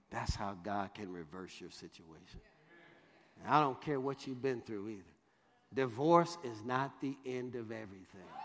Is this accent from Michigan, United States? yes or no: yes; Detroit, Michigan, United States; If you know Detroit, Michigan, I grew up on Dexter and Davison